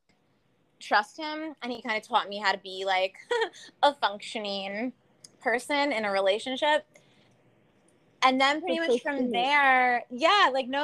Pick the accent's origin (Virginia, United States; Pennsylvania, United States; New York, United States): New York, United States; also born or lived in California; we're from New York.